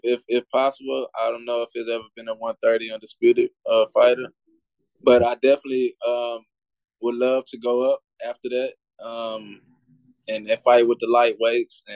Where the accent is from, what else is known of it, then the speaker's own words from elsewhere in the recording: Orange, Texas, United States; I'm from Orange, Texas